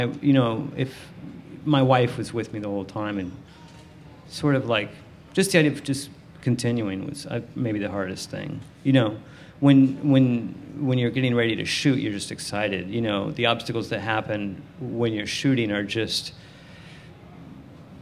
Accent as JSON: {"language": "English", "region": "the South", "country": "United States", "tie": "born or raised there", "moved": "yes", "said": "I grew up in the South"}